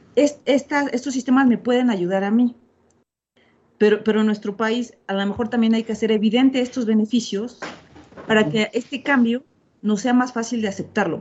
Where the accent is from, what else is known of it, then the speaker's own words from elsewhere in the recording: Mexico; soy mexicana